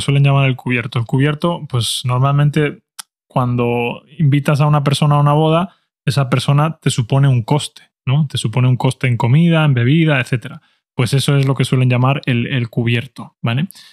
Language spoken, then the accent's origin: Spanish; Spain; mi opinión como español